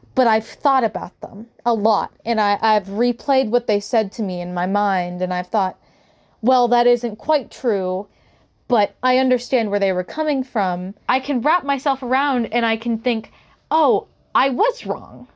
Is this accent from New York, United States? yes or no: no; Utah, United States; also born or lived in California; Growing up in Utah